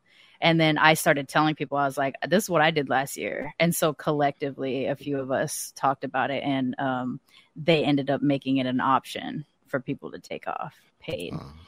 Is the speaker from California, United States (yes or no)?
yes; California, United States; I was one of the few kids growing up in California that like knew about it.